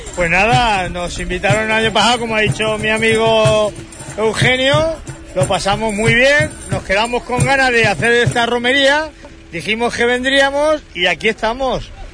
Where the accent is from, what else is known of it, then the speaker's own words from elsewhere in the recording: Utiel, Valencian Community, Spain; la romería de la Virgen de, de mi pueblo, de Utiel